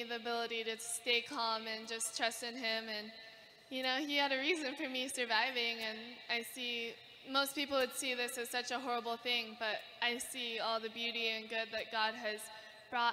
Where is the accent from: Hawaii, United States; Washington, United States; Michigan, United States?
Hawaii, United States; Kauai; growing up in Hawaii is incredible